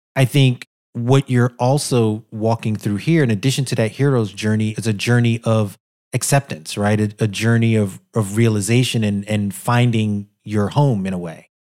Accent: New York City, New York, United States; a black guy growing up in Brooklyn

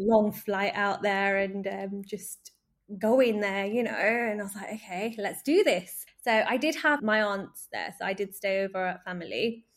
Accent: Manchester, North West England, United Kingdom; moved away as an adult; also born or lived in Wolverhampton; I'm originally from Manchester. That was where I was born and brought up

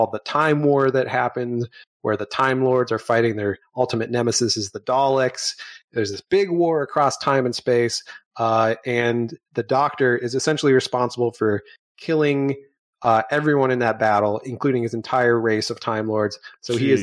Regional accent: United States; an American of Irish heritage

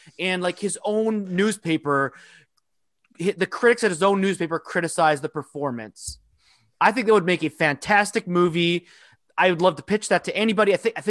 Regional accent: Minnesota, United States; I'm from Minnesota.

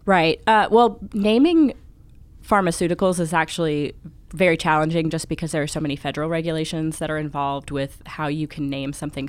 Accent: Charlotte, North Carolina, United States; I'm from Charlotte, North Carolina, where I work for Bricks Wood Fired Pizza as the marketing director.

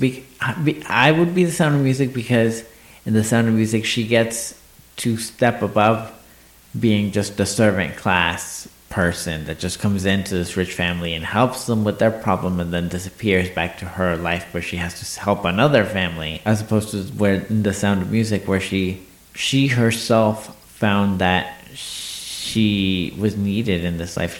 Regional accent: Mexico; moved away; I grew up in Mexico

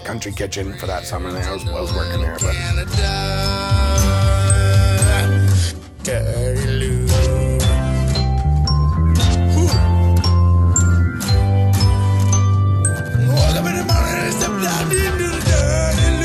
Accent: Mechanic Falls, Maine, United States; I grew up in Mechanic Falls

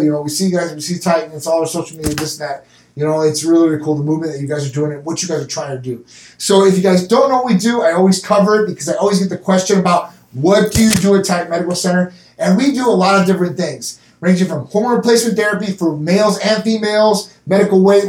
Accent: Midwest, United States; I'm from the Midwest where you get all the seasons and you get the snow

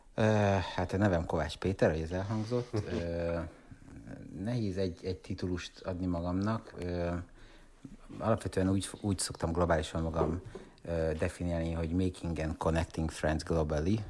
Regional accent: Hungary

